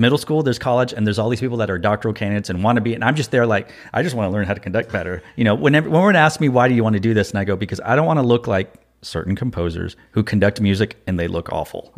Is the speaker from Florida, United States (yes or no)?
no; Austin, Texas, United States; I'm from Austin